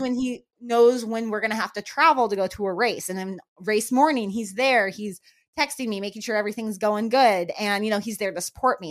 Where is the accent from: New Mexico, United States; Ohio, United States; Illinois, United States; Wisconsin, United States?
New Mexico, United States; moved away; also born or lived in Florida; I grew up in New Mexico, where that was a very, very common thing